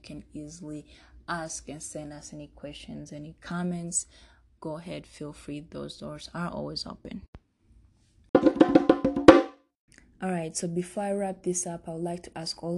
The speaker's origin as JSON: {"language": "English", "country": "Uganda", "tie": "born or raised there", "also_born_or_lived": "Rwanda", "moved": "yes", "lives_now": "Denver, United States", "said": "I'm from Rwanda. I spent most of my childhood in Uganda, and 2020, I'm in the Mile High City, Denver, Colorado"}